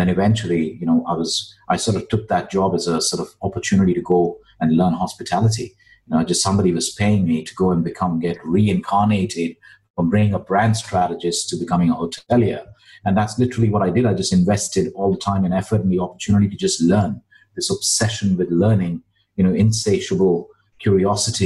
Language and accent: English; India; moved away as an adult; also born or lived in Dubai; I am a classic example of an economic immigrant, born and brought up in India